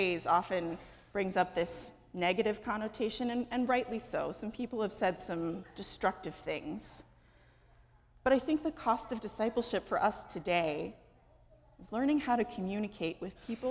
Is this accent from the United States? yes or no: yes; Los Angeles, California, United States; moved away; I am from Los Angeles.